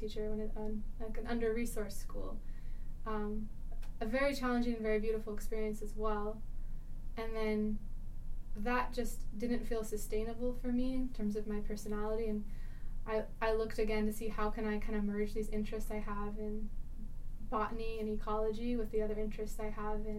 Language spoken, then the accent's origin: English; Oregon, United States; now in Idaho, United States; I'm originally from Oregon, and I'm now a postdoc at Idaho State University